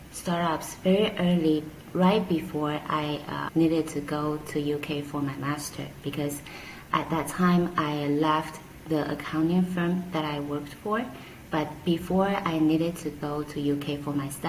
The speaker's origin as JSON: {"language": "English", "country": "Taiwan", "also_born_or_lived": "Hong Kong", "moved": "as an adult", "lives_now": "Taipei, Taiwan", "said": "go back to Taiwan as Taiwanese"}